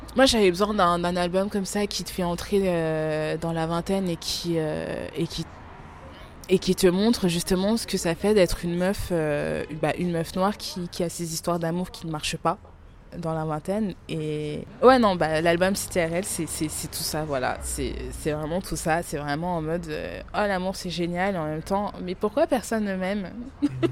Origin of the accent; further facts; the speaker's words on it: France; also born or lived in Democratic Republic of the Congo (ancestry); même si je suis née en France, je suis quand même originaire de la République démocratique du Congo